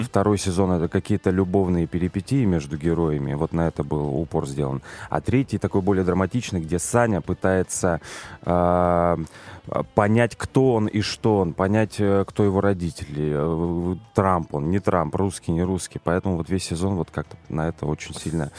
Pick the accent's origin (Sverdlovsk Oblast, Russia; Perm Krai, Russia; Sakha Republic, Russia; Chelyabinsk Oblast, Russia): Perm Krai, Russia; moved away as an adult; also born or lived in Yekaterinburg; now in Moscow, Russia; я из Пермского края